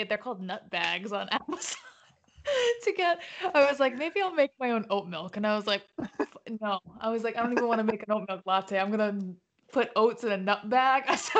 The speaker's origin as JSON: {"language": "English", "region": "New York", "country": "United States", "said": "I'm from New York."}